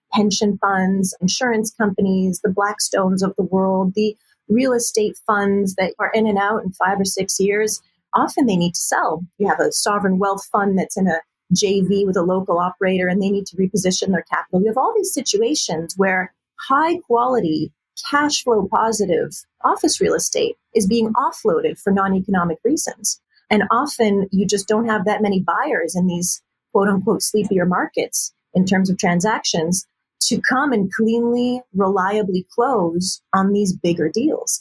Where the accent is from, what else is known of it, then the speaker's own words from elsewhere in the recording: Montreal, Quebec, Canada; We're from Montreal, Canada originally. So that's where I grew up and still live.